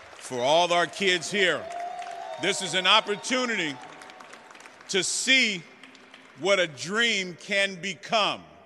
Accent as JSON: {"language": "English", "town": "San Francisco", "region": "California", "country": "United States", "said": "I'm not from the Bayview, I'm from the Western Addition"}